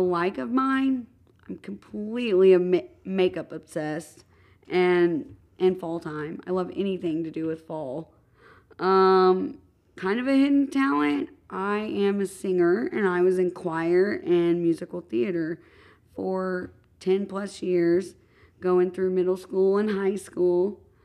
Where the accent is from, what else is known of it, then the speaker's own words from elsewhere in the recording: Madison, Indiana, United States; I grew up in Madison, Indiana, which is, I do have to say, a stunning town